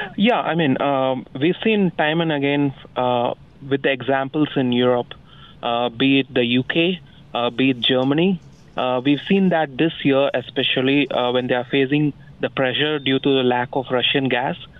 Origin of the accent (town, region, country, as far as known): India; also born or lived in Bengaluru, India